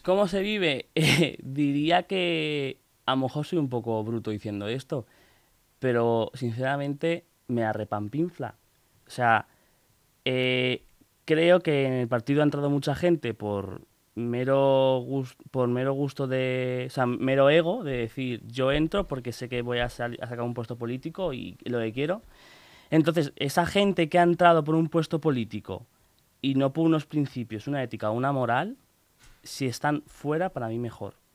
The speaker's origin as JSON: {"language": "Spanish", "town": "Pinto", "region": "Community of Madrid", "country": "Spain", "tie": "born or raised there", "said": "vivo allí desde que nací, nací en Pinto y sigo allí"}